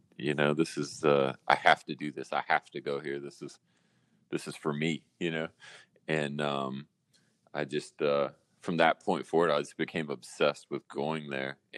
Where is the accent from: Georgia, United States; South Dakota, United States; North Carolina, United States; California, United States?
North Carolina, United States; Raleigh; moved away as an adult; also born or lived in New York; I'm from Raleigh, North Carolina, originally. I left in 2001 to go to Full Sail